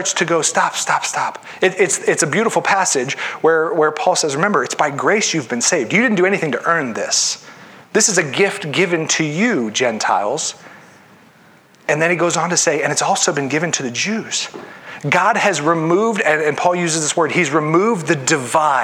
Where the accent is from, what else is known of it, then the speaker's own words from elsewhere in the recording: Ohio, United States; I grew up in Ohio, but my neighborhood was predominantly white.